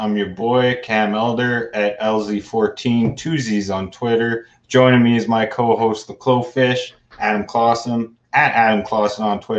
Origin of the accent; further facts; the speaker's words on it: Edmonton, Alberta, Canada; I am a Flames fan through and through, born and raised in Edmonton, 30 years